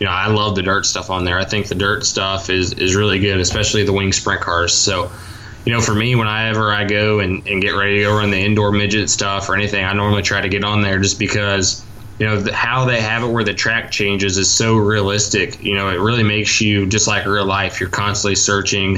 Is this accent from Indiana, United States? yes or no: yes; Mitchell, Indiana, United States; Definitely a Mitchell guy, not a Bedford guy